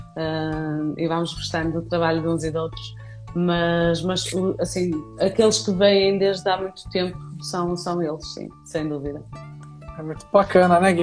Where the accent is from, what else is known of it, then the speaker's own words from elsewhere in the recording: Vila Nova de Famalicão, Norte, Portugal; moved away as an adult; now in Viana do Castelo, Portugal; Famalicão era é a minha cidade natal que é muito pertinho do Porto